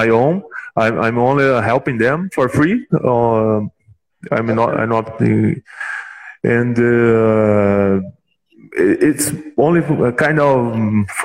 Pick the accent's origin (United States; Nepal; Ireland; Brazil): Brazil; We are from Brazil